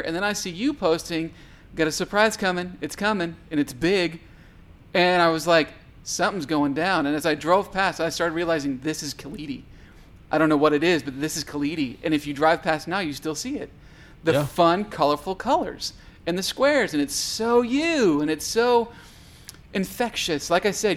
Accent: Edmond, Oklahoma, United States; I grew up in Edmond

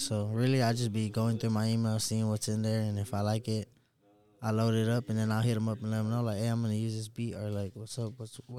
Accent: San Antonio, Texas, United States; Yeah, I'm from San Antonio. Yeah, born and raised, yeah.

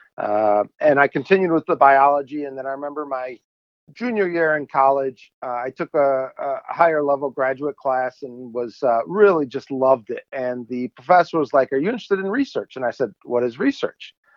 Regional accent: Chicago suburbs, Illinois, United States; I grew up in Illinois, Chicago suburbs

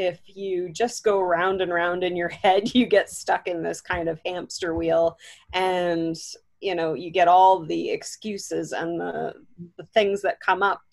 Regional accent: Southwestern Ontario, Canada; I am from Southwestern Ontario, Canada

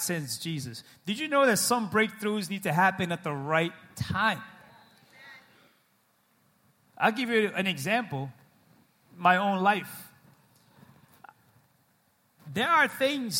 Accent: New England, United States; We're from New England. We're stubborn people

